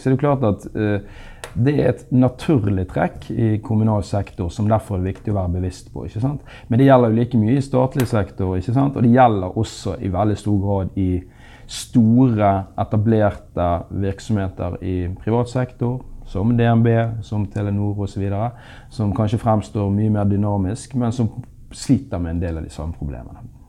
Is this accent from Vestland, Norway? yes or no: yes; Bergen, Vestland, Norway; nå er jeg bergenser og fra Handelshøyskolen